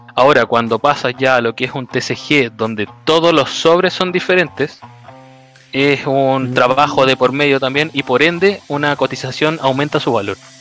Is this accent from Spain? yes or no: no; Santiago, Santiago Metropolitan Region, Chile; also born or lived in Conchalí, Santiago; soy de, Santiago, de la comuna, nací en Quinta Normal y ahora vivo en Conchalí Alto